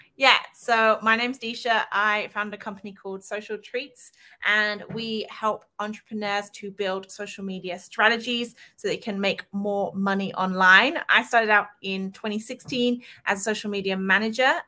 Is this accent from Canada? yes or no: no; England, United Kingdom; I'm English